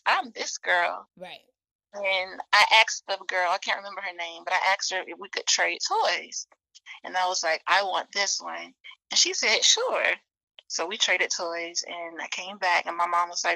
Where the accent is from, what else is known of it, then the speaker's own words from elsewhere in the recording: the South, United States; growing up in the South